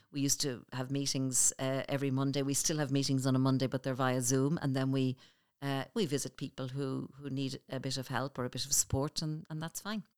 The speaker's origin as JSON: {"language": "English", "town": "Clondalkin", "region": "Leinster", "country": "Ireland", "tie": "born or raised there", "said": "we grew up on Saint Bridget's Road in Clondalkin"}